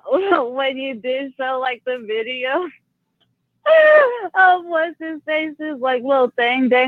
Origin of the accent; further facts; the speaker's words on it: Dallas, Texas, United States; I'm from Dallas, and so he's like a hometown hero to us.